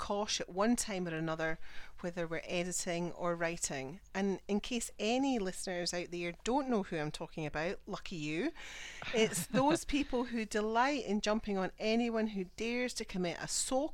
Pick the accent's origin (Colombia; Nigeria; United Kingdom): United Kingdom; Scotland; I'm the Scottish one